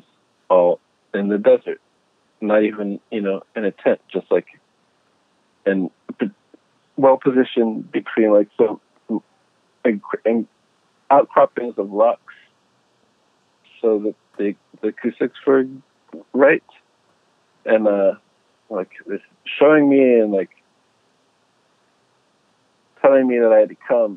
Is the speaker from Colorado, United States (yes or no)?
no; Pittsburgh, Pennsylvania, United States; I grew up in Western Pennsylvania, and I grew up in the suburbs of Pittsburgh